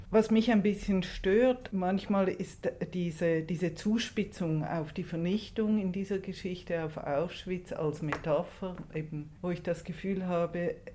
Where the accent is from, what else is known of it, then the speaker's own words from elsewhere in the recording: Switzerland; Wir wissen ja, dass auch als Schweizerin, äh, dass der Wilhelm Tell wahrscheinlich keine historische Figur war